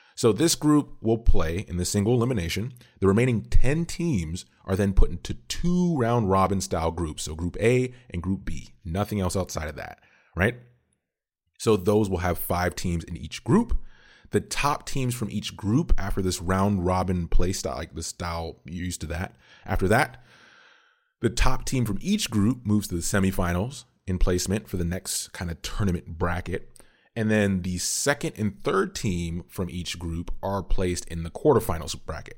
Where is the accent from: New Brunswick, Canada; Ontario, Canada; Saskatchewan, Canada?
Ontario, Canada; now in Atlanta, United States; I am Canadian. So, originally born in Canada